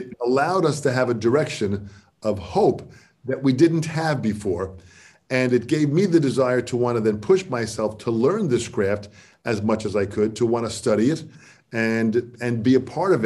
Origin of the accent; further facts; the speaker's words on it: Baldwin, New York, United States; I'm from a little town called Baldwin on the south shore of Long Island